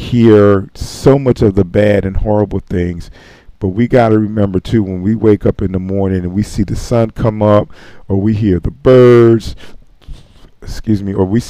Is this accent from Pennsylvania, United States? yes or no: yes; Philadelphia, Pennsylvania, United States; also born or lived in Camden, New Jersey; I was born and raised in Philadelphia.